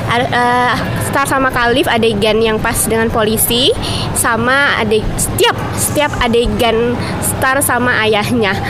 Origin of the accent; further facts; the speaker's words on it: Jakarta, Indonesia; Aku kan orang Betawi ya, terus teman-teman aku sering banget bilang kayak orang Betawi tuh pasti deh suaranya kenceng, keras, terus nyablak gitu kalau ngomong.